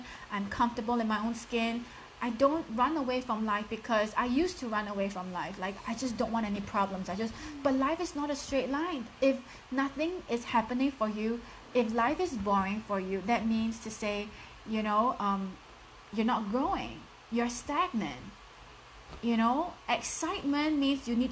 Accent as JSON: {"language": "English", "country": "Singapore", "accent": "thick Singaporean", "said": "I'm from Singapore. I have a very strong and thick Singaporean accent."}